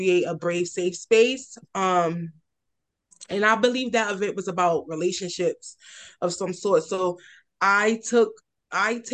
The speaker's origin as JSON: {"language": "English", "town": "New York City", "region": "New York", "country": "United States", "tie": "born or raised there", "said": "I'm from, born and raised in Red Hook, Brooklyn"}